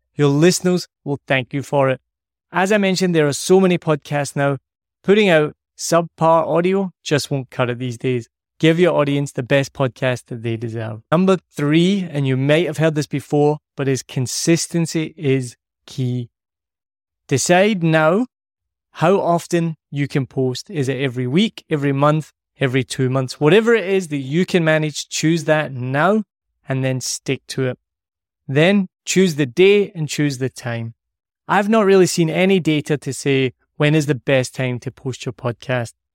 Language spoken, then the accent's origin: English; Scotland, United Kingdom; I'm Scottish